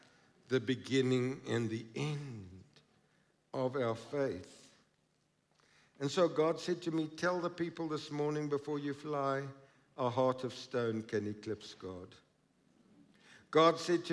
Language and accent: English; Krugersdorp, Gauteng, South Africa; growing up in Krugersdorp